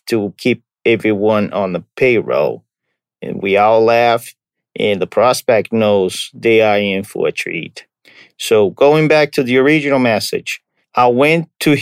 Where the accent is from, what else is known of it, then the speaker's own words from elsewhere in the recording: Brazil; moved away; I'm from Brazil